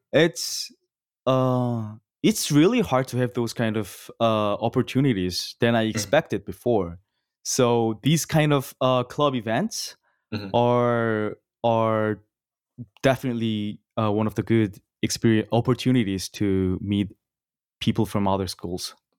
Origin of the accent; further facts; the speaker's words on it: South Korea; moved away as an adult; now in Los Angeles, United States; born and raised in Korea South in my whole life